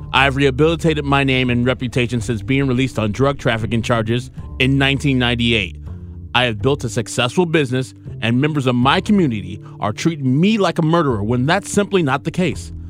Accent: United States; Me being an American black man

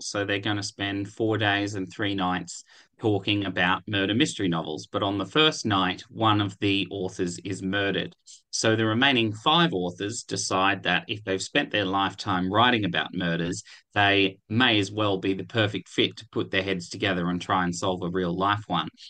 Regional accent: Canberra, Australian Capital Territory, Australia; I grew up in Canberra

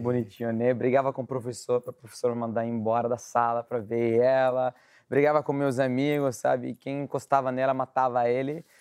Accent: Syria; Portuguese is a second language; moved away as an adult; also born or lived in Ukraine; now in Brazil; quando eu saí da Síria, eu fui morar na Ucrânia. Né? Eu fugi da guerra da Síria e fui para a Ucrânia

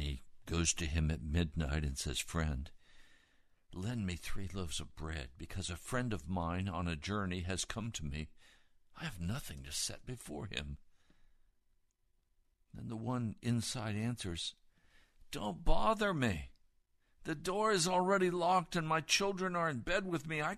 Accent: United States; also born or lived in Occoquan River, Virginia

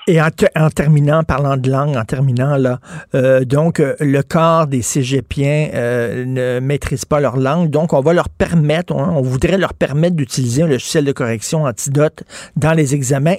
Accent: Quebec, Canada; chez nous, au Québec

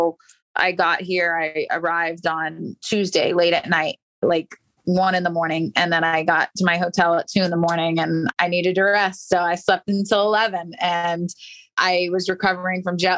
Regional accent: St. Petersburg, Florida, United States; I grew up in St. Pete, just down the street from IMG Academy.

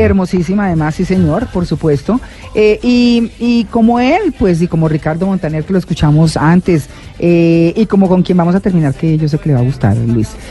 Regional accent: Santanderes, Colombia; moved away; also born or lived in Pamplona; que llegué a los Santanderes y crecí allá un tiempo y me fui de los Santanderes

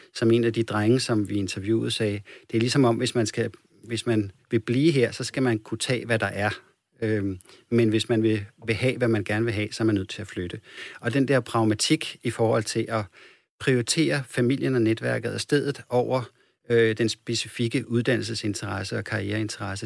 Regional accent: Copenhagen, Capital Region of Denmark, Denmark; moved away; som jeg kommer fra København

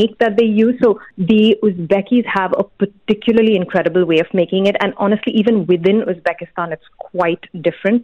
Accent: India; now in United Arab Emirates; I'm originally from India

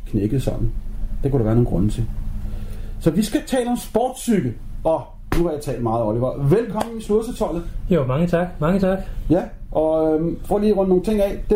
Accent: Aarhus, Central Denmark Region, Denmark; Jeg kommer fra Aarhus, Smils by.

